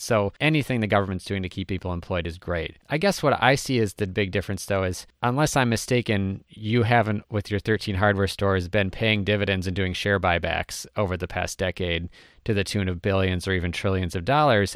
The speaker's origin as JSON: {"language": "English", "region": "Minnesota", "country": "United States", "said": "I'm from Minnesota"}